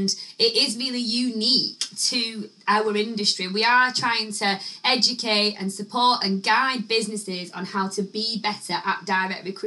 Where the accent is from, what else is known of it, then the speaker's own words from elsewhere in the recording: Chorley, North West England, United Kingdom; I also come from Chorley, not Leyland